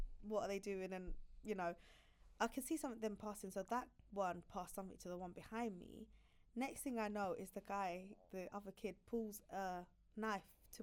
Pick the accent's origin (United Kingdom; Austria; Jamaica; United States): United Kingdom; London; I grew up in Clapton. Yeah, Murder Mile.